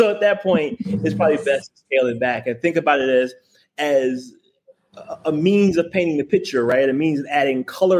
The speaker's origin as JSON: {"language": "English", "town": "Memphis", "region": "Tennessee", "country": "United States", "said": "we are both from Memphis"}